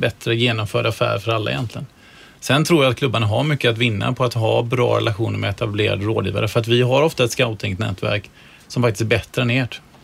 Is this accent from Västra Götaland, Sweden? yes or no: yes; Gothenburg, Västra Götaland, Sweden; som göteborgare